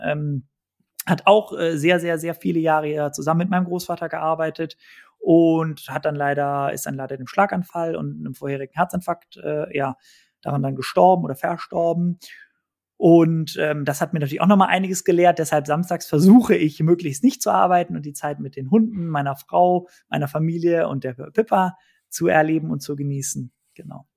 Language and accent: German; Cologne, North Rhine-Westphalia, Germany; Ich bin als Kölsche Frohnatur geboren worden